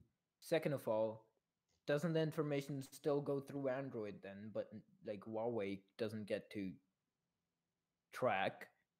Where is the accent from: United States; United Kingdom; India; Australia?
India; I'm from India.